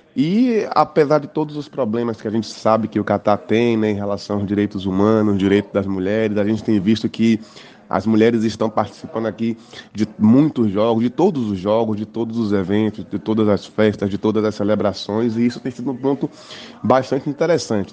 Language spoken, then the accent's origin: Portuguese; Bahia, Brazil; eu sou da Bahia